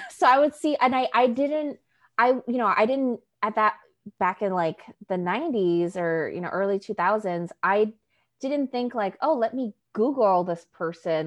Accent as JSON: {"language": "English", "region": "New York", "country": "United States", "tie": "born or raised there", "first_language": "Spanish", "second_language": "English", "said": "I grew up in New York"}